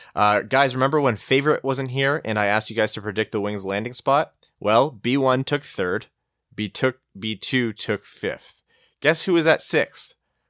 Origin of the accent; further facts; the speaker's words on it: Windsor, Ontario, Canada; I grew up in Windsor, Ontario, and I maintain the best part of Windsor, besides the pizza, is the fact that it's right next to Detroit.